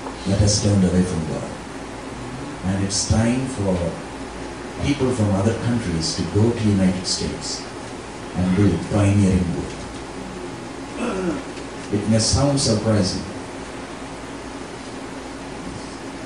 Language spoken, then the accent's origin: English; India; We are basically missionaries from India